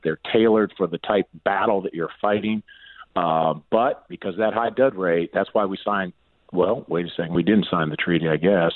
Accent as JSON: {"language": "English", "region": "Southwest Ohio", "country": "United States", "tie": "born or raised there", "moved": "yes", "lives_now": "Rehoboth Beach, United States", "said": "my hometown in uh, Southwest Ohio"}